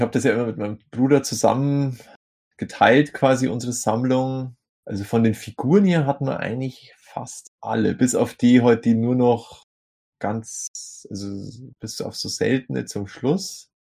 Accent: Vaterstetten, Bavaria, Germany; also born or lived in Grafing bei München; in meinem Heimatort, Vaterstetten

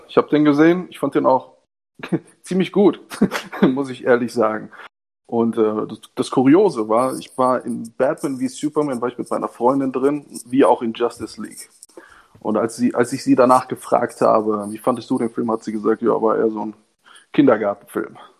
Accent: Germany; Ich bin Italiener. Ich bin in Deutschland geboren und aufgewachsen.

